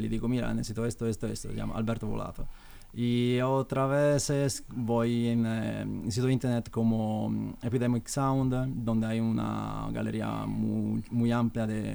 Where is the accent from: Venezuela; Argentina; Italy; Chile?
Italy; Spanish is a second language; now in Madrid, Spain; yo soy italiano